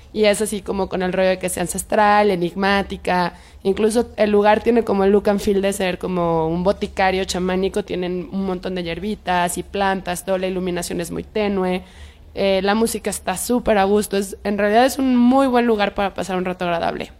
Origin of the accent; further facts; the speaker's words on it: Guadalajara, Jalisco, Mexico; now in Mexico City, Mexico; yo soy de Pueblo Quieto